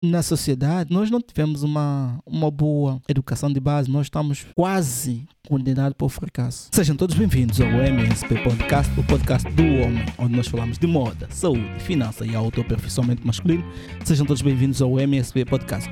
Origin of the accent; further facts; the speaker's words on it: São Tomé & Príncipe; now in Portugal; Eu sou de Santo Tomé e vim para Portugal, estava a estudar